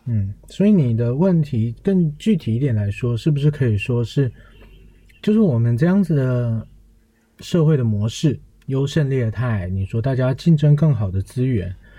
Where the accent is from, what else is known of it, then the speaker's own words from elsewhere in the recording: Taichung, Taiwan; 我的那时候目标很明确，我就是要考上我家的台中，呃，台中一中